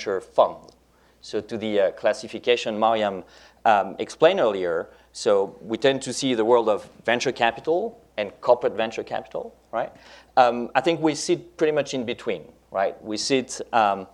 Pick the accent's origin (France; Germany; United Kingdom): France; first language French; English is a second language; my native language, French